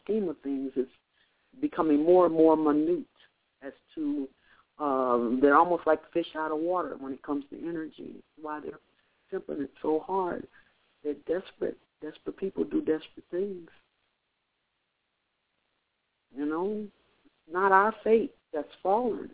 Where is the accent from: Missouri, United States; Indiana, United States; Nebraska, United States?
Nebraska, United States; Omaha; I'm from Omaha, Nebraska